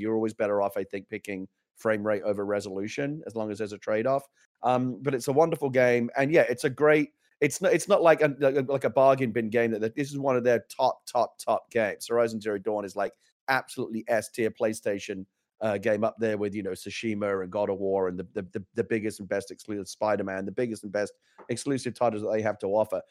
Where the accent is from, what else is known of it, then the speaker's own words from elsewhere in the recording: England, United Kingdom; now in United States; I came to America as an English person